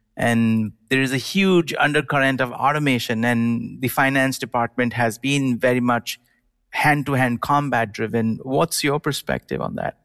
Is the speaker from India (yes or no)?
yes; India; now in United States; I grew up in India and then moved to the United States